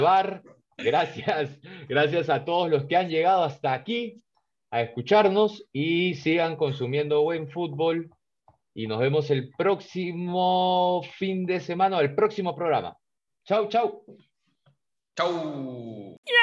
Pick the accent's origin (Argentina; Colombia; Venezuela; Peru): Peru; somos peruanos